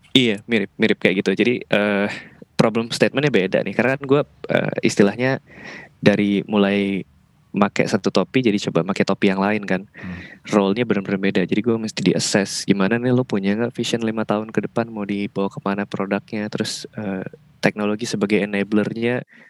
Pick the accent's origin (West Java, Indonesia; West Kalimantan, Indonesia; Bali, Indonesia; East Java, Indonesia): Bali, Indonesia; moved away as an adult; now in Jakarta, Indonesia; di Bali itu gue kan karena emang orang sono ya jadi udah seumur hidup kerja di Bali